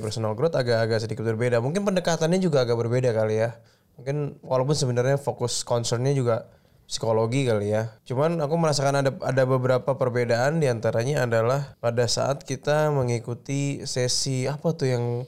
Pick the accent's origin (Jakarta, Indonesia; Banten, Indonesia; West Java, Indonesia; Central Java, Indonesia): Jakarta, Indonesia; Betawi; gue Betawi